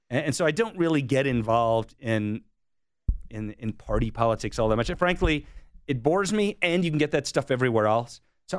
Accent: Bethesda, Maryland, United States; But in high school, in the second half of high school and then through my time in college, we were in Bethesda, Maryland

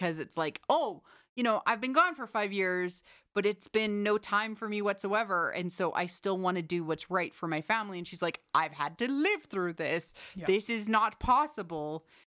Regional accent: Canada; we're Canadian, so.

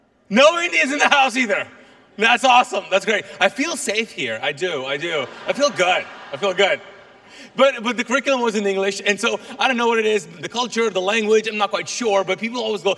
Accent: Kuwait; first language Urdu; English is a second language; now in Charlotte, United States; I'm actually Pakistani. My native language is Urdu. That's where we speak in Urdu. But I was born and raised in Kuwait

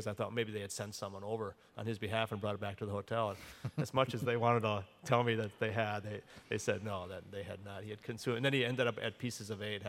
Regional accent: Milwaukee, Wisconsin, United States; I grew up on the north side as well.

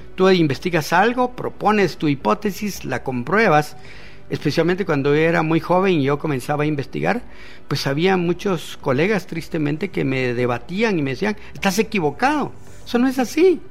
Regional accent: Guatemala; está aquí frente a ti un chapín simple, un guatemalteco

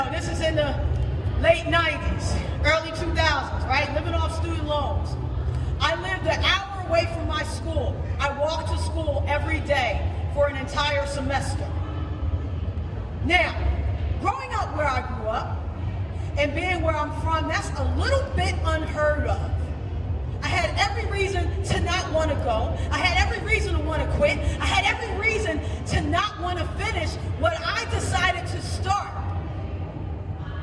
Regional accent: Philadelphia, Pennsylvania, United States; I am from Philadelphia, the city of brotherly love, sisterly affection, Rocky, and the Philadelphia Eagles

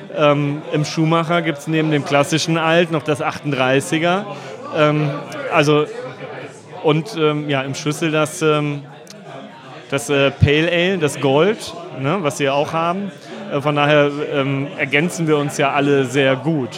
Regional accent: Düsseldorf, North Rhine-Westphalia, Germany; also born or lived in Lüneburg Heath; ich auch Düsseldorfer bin

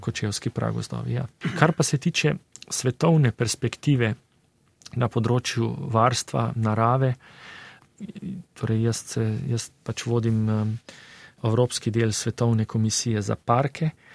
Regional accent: Slovenia

